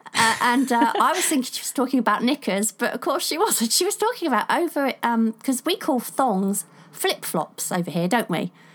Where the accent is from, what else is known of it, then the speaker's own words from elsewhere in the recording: England, United Kingdom; I'm English